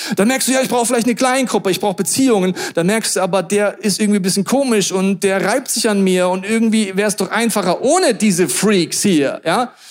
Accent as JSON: {"language": "German", "country": "Germany", "said": "als Deutsche"}